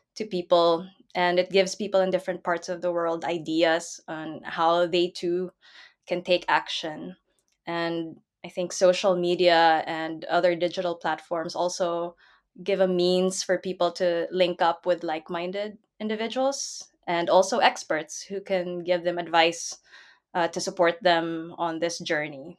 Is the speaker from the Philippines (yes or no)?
yes; Philippines; now in Netherlands; I'm from the Philippines, so I did grow up with, you know, floodwaters rising up around me